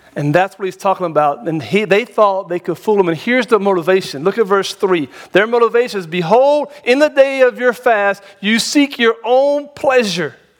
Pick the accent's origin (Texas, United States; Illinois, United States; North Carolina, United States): North Carolina, United States; now in Tennessee, United States; I'm from North Carolina originally